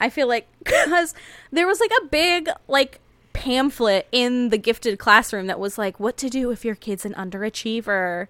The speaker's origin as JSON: {"language": "English", "country": "United States", "said": "ours as Americans"}